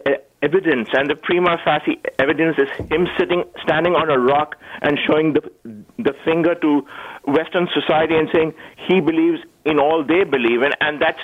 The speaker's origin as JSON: {"language": "English", "country": "Pakistan", "moved": "yes", "lives_now": "Canada", "said": "I'm a Christian from Pakistan"}